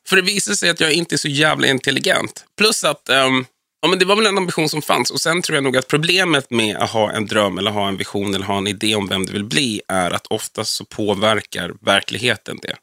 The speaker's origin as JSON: {"language": "Swedish", "town": "Vallentuna", "region": "Stockholm County", "country": "Sweden", "tie": "born or raised there", "also_born_or_lived": "Danderyd / Täby", "said": "Och sen flyttade vi till Vallentuna, som jag anser vara min hemkommun och ort. Så att där växte jag upp fram och bodde kvar tills jag var 23"}